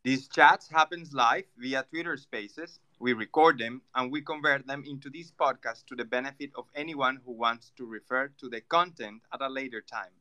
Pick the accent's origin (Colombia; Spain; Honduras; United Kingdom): Colombia; I'm Latin American, I'm Colombian